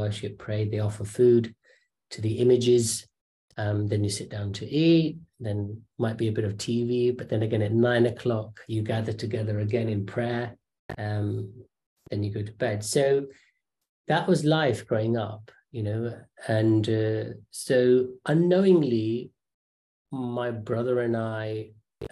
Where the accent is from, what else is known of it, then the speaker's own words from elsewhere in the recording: London, United Kingdom; also born or lived in Kenya; we had finally settled in London. So parents in that generation naturally wanted to move into an area where there are good schools. So we were in Northwest London.